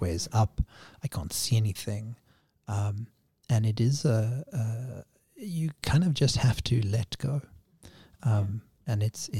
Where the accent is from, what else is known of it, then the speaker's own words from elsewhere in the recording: Cape Town, Western Cape, South Africa; Growing up in Cape Town, Cape Town used to be known as the Cape of Storms